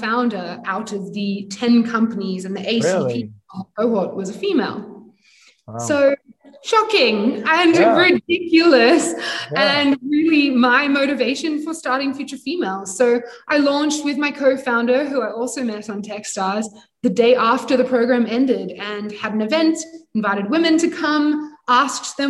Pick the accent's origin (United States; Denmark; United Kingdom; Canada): United Kingdom; also born or lived in Sydney, Australia; now in Cape Town, South Africa; I'm British